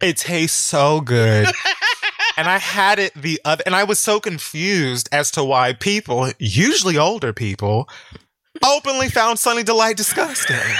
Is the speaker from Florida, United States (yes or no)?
yes; Miami, Florida, United States; I'm from Miami